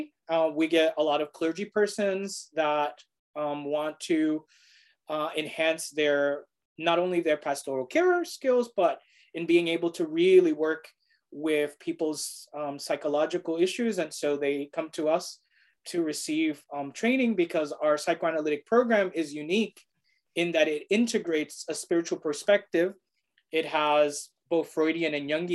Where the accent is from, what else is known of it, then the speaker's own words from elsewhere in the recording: New York City, New York, United States; I am a native New Yorker. I was born and raised in Brooklyn, but my family, my parents are from Puerto Rico